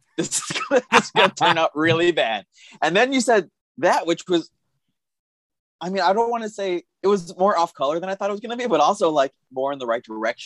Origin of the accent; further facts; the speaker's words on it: Tucson, Arizona, United States; where I grew up in Tucson, Arizona, the Native mm-hmm. Americans, we had the reservation that was right outside of city limits